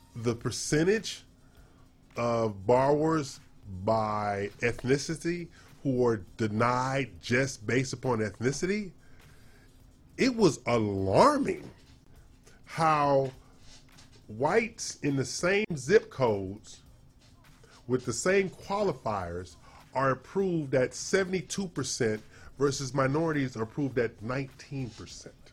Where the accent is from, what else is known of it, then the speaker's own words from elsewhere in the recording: California, United States; now in Texas, United States; my home state